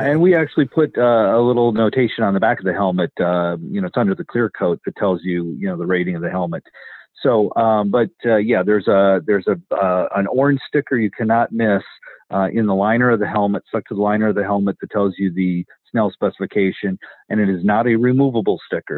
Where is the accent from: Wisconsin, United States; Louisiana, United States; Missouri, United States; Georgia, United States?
Wisconsin, United States; moved away; I'm from Wisconsin originally too, so that's uh, Badger State